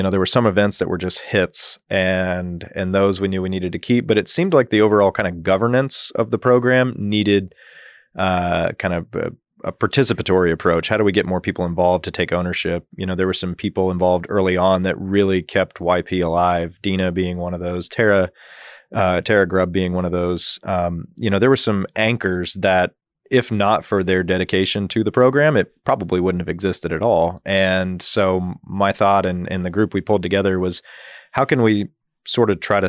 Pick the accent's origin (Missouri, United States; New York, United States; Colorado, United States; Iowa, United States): Colorado, United States; born there; also born or lived in Guam / Dodge City, Kansas; I was born in Colorado. My father was an airline pilot, is an airline pilot, and as a kid, that moved us around a little bit. But spent several years in Guam, of all places, through that.